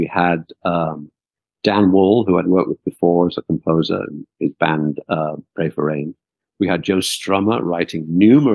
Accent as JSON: {"language": "English", "area": "outside Liverpool", "region": "North West England", "country": "United Kingdom", "tie": "born or raised there", "said": "I was never from London, and I grew up outside Liverpool"}